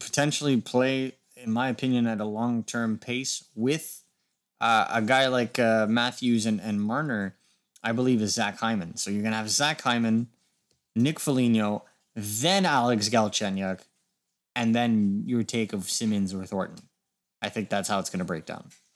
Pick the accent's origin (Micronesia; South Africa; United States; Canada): Canada; as a Canadian hockey fan